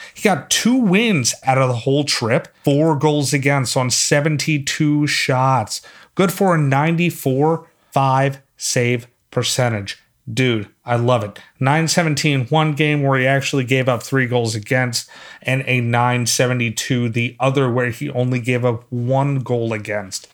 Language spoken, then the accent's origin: English; Philadelphia, Pennsylvania, United States; now in North Carolina, United States; I'm from Philly, and so I'm used to snow